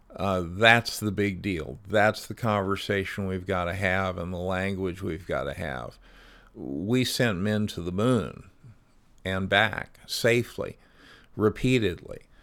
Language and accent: English; Phoenix, Arizona, United States; now in Seattle, United States; my hometown of Phoenix, the fifth largest city in the country